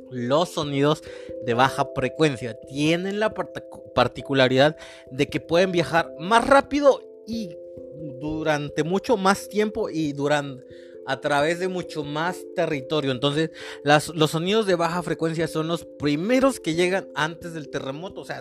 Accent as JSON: {"language": "Spanish", "country": "Mexico", "also_born_or_lived": "Mexico City / Veracruz / Oaxaca / Nayarit", "said": "he vivido en muchos, muchas ciudades del país, o sea, de México, porque yo soy mexicano"}